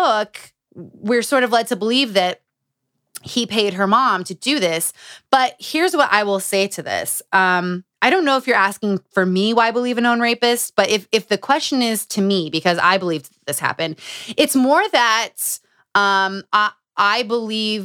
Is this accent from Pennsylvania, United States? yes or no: no; Utah, United States; Growing up in Utah